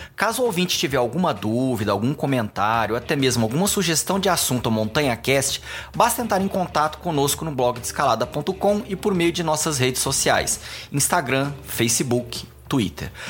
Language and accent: Portuguese; Goiânia, Goiás, Brazil; now in São Paulo, Brazil; Eu sou uma pessoa que nasci aqui em São Paulo, fui morar em Goiânia.